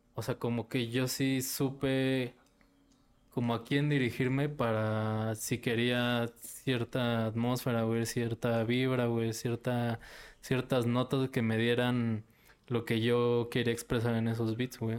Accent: Tultitlán, State of Mexico, Mexico; soy del estado, soy de Tultitlán

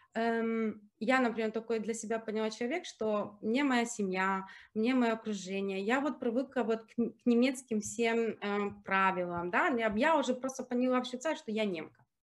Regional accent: Germany; also born or lived in Ukraine / Zurich, Switzerland; Я как выросла в Германии, я, ну, я практически, я в шесть лет переехала в Германии, и я тут пошла в школу, окончила университет, работала.

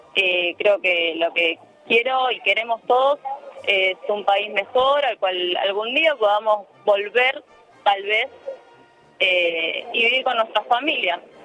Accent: Rosario, Santa Fe, Argentina; moved away as an adult; now in Barcelona, Spain; yo soy de Rosario

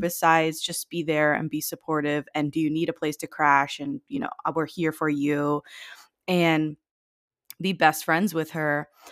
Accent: Miami, Florida, United States; I live in Florida, and I grew up in Miami.

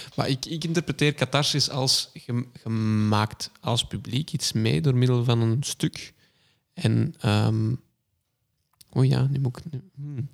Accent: Kempen, Flanders, Belgium; onze Kempische kleinburgerlijkheid

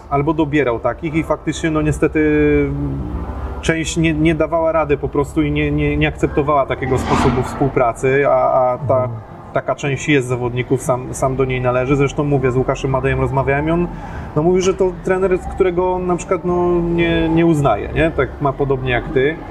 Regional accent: near Pabianice, Łódź Voivodeship, Poland; ja też pochodzę tutaj z niedaleka

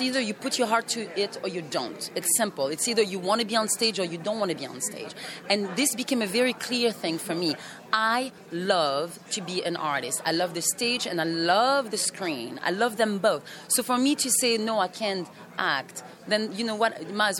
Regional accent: France; English is a second language; also born or lived in Cameroon; I am a mixed. I am from France, from my dad, and I'm a mixed. My mom is from Africa and the French West Indies. I was raised in Cameroon and in France at one time.

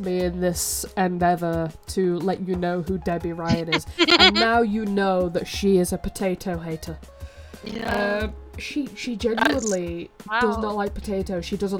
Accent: United Kingdom; As British people, like, most of what we eat is potatoes.

